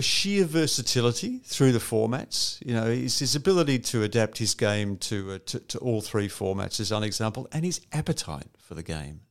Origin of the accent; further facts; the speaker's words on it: Geelong, Victoria, Australia; also born or lived in England / Newcastle, Australia; we came to Geelong in nineteen sixty-nine